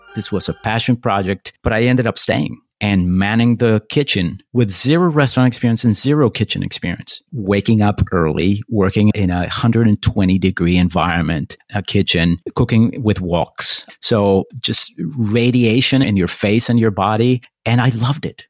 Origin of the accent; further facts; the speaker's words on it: Bogota, Colombia; moved away; also born or lived in Paris / Taipei / Brooklyn; I was born in Bogota, Colombia. I grew up there